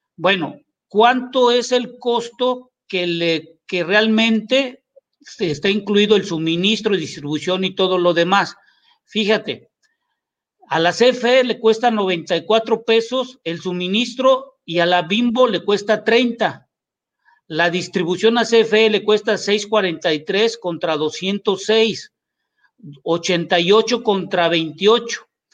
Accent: Mexico; como mexicanos

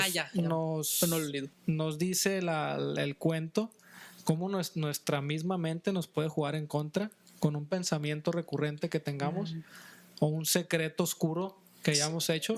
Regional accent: Mexico

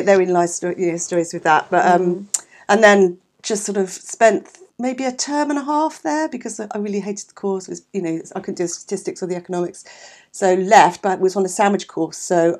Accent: London, United Kingdom; also born or lived in Eltham; we were born in Catford, okay, which is Southeast 6, deepest, darkest South London, in the early 60s. Okay. And then, so we lived there until I was 18 and my parents moved to Eltham. Mm. So all in South London.

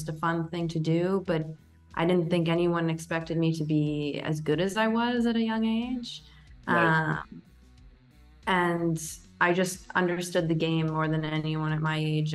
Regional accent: Toronto, Ontario, Canada; moved away as an adult; also born or lived in Indiana, United States; now in Portugal; I'm from Toronto, Canada

